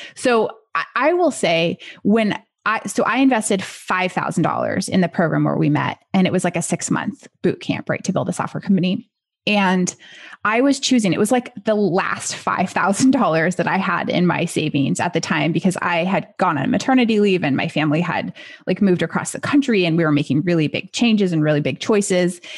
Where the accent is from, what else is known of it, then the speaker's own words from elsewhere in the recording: United States; as an American